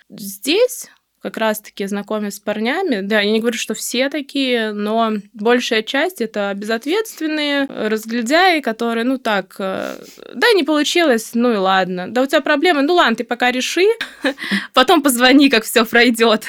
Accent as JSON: {"language": "Russian", "country": "Turkmenistan", "tie": "born or raised there", "also_born_or_lived": "Saint Petersburg, Russia", "moved": "as an adult", "lives_now": "Moscow, Russia", "said": "Родом я из Туркмении"}